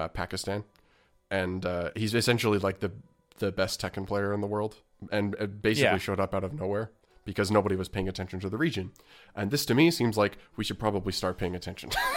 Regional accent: Canada; I'm not from the United States, and as a Canadian

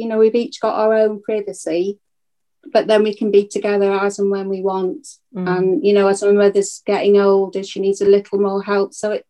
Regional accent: Llandudno, Wales, United Kingdom; moved away as an adult; also born or lived in Essex / Buckinghamshire / London; we grew up in Llandudno and lived, you know, till I was married. And then I moved away with my husband.

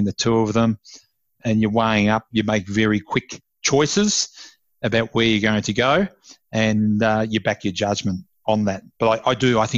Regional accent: Ballarat, Victoria, Australia; moved away; also born or lived in Melbourne; I'm originally from Ballarat in Victoria, and moved to Melbourne

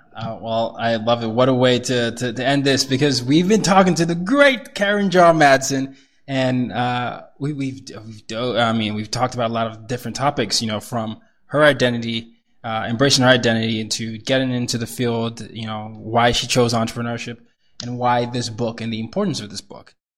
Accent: Nigeria; I'm Nigerian

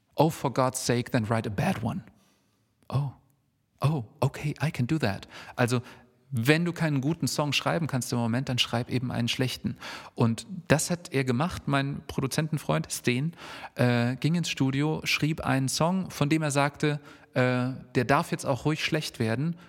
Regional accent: Hesse, Germany

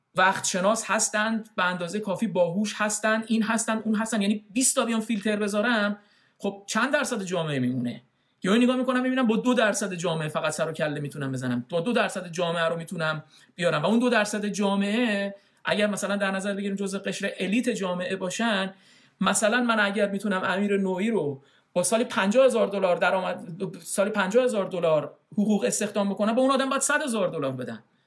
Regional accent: Iran; moved away as an adult; now in Canada; یه آدم خاورمیانه ای از ایرانم اومده

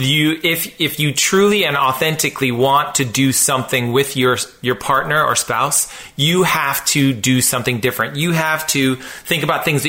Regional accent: West Coast, United States; I was raised on the West Coast

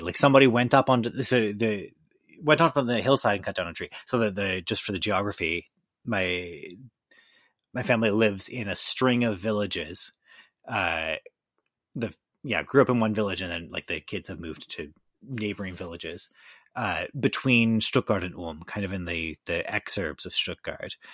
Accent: Victoria, British Columbia, Canada; moved away; in beautiful British Columbia in my hometown, Victoria

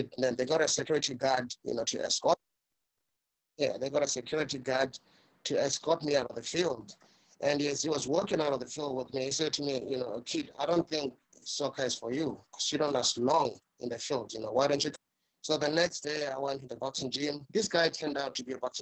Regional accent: South Africa; what I experienced, you know, growing up in South Africa

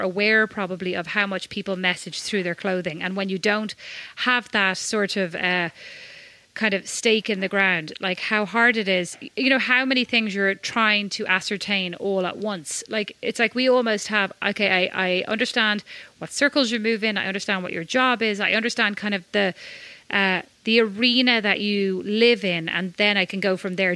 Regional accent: Ireland; I'm Irish.

